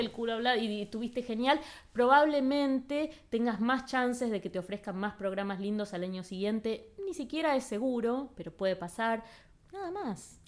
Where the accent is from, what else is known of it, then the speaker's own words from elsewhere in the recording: Argentina; moved away as an adult; also born or lived in Los Angeles; soy de Argentina